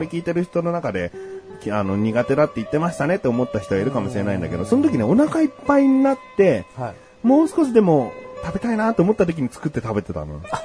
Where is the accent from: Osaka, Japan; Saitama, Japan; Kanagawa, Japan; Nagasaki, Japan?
Kanagawa, Japan; Yokohama; 横浜市民としたら